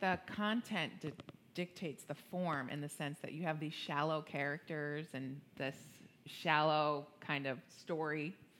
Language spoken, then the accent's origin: English; New York, United States; now in Cincinnati, United States; I'm a New Yorker